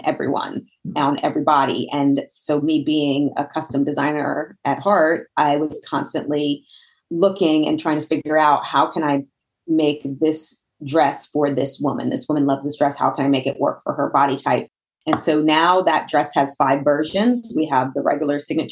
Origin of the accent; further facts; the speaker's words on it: Northern New Jersey, United States; moved away as an adult; also born or lived in Virginia; now in Pittsburgh, United States; I am not born and raised in Pittsburgh. I'm actually from Northern New Jersey